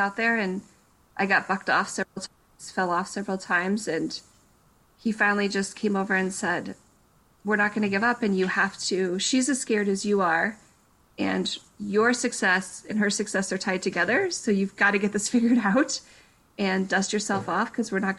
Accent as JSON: {"language": "English", "town": "Breen", "region": "Colorado", "country": "United States", "tie": "born or raised there", "also_born_or_lived": "Durango, Colorado", "moved": "yes", "lives_now": "Broomfield, United States", "said": "I was born in Durango, Colorado, which is a kind of a smaller town in Colorado in the south"}